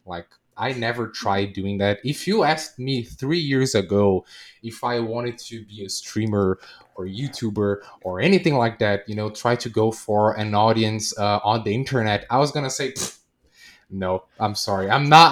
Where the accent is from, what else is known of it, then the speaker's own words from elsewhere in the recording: Brazil; I'm a variety streamer from South America. I'm from Brazil